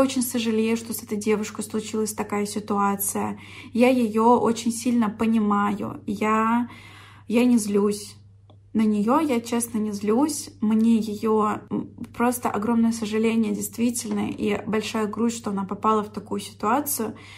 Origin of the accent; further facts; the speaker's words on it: Orsk, Orenburg Oblast, Russia; moved away; в Орск, в мой родной город